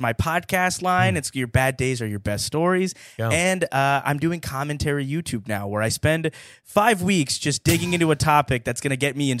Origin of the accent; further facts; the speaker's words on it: Alabama, United States; I grew up brown in Alabama.